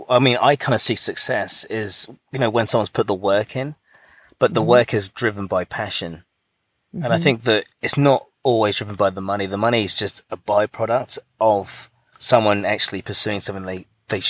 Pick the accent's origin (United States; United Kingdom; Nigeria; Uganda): United Kingdom; Buckinghamshire, South East England; moved away; I'm actually from England. So I'm from a place called Buckinghamshire